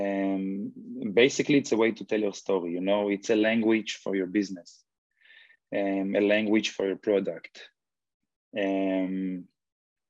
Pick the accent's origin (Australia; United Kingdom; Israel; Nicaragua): Israel; now in Los Angeles, United States; one guy, chef I grew up with in Israel